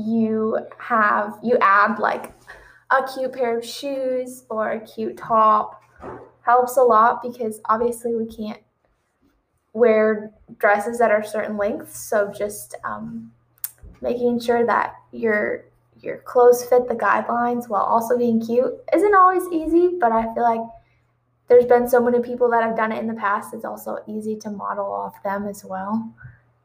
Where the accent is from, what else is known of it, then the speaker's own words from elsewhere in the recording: New Palestine, Indiana, United States; I'm from Indianapolis, Indiana, or actually just right outside Indianapolis, in a tiny town called New Palestine